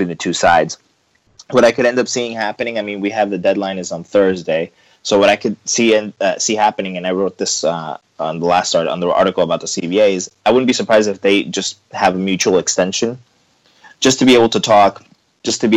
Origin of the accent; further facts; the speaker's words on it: Miami, Florida, United States; I grew up in Miami